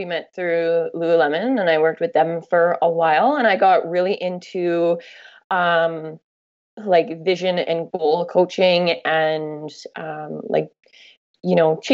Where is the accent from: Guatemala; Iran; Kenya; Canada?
Canada; when you travel as a Canadian and people go, oh, where are you from? And you say you're from Canada